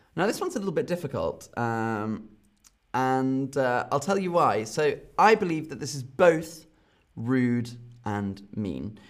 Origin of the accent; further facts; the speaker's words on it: London, United Kingdom; from London, my hometown